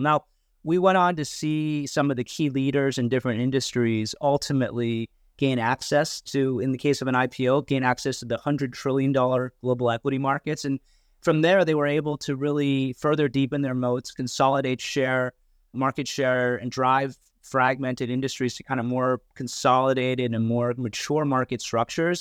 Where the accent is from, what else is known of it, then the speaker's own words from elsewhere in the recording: United States; moved away as an adult; now in Hong Kong; I did actually grow up in, in the U S